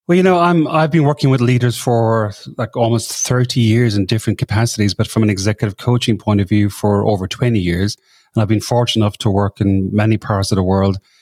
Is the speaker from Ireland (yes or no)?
yes; Ireland; moved away as an adult; now in Sydney, Australia; I'm from Ireland originally, but I came over to this part of the world that long ago, and I've been living in Sydney for twenty of that number of years.